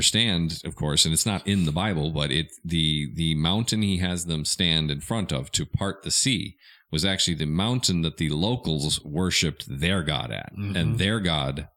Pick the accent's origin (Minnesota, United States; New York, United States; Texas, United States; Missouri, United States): Minnesota, United States; now in Arkansas, United States; I'm from Minnesota